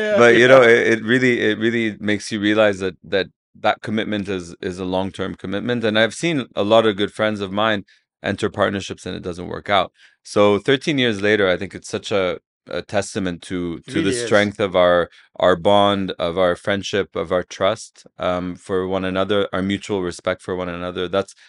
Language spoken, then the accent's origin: English; Saudi Arabia; I grew up in Saudi.